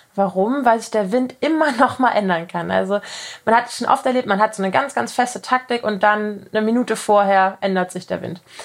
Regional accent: Kiel, Schleswig-Holstein, Germany; ich komme aus Kiel

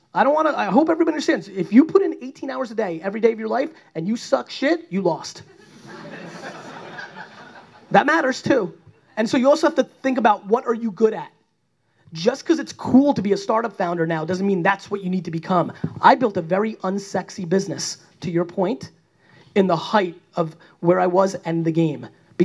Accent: New Jersey, United States; I grew up in Jersey

